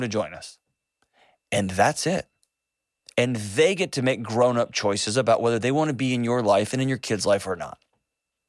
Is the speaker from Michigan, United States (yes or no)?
no; Texas, United States; I'm from Texas